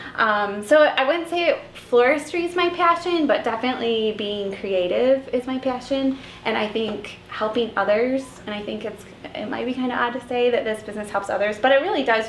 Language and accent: English; Battle Creek, Michigan, United States; also born or lived in Mount Pleasant, Michigan / Flint, Michigan; born and raised in Battle Creek